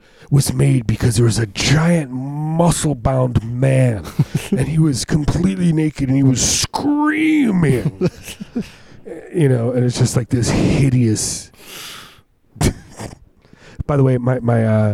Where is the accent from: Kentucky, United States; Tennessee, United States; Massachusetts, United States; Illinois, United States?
Illinois, United States; Chicago; I grew up around Chicago